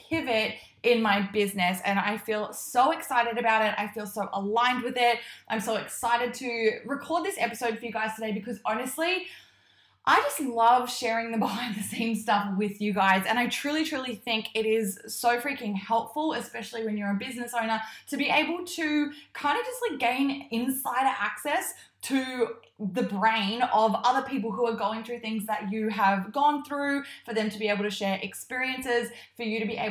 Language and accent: English; Queensland, Australia; now in Melbourne, Australia; I am originally from Queensland, I'm not from this high up. And so I have definitely acclimatized to the Melbourne weather